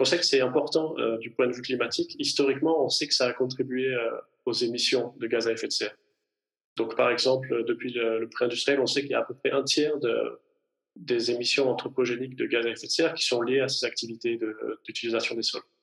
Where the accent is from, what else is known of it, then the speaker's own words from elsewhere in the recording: Provence-Alpes-Côte d'Azur, France; moved away as an adult; now in Zurich, Switzerland; je vis en Suisse, mais je suis originaire des Hautes-Alpes en France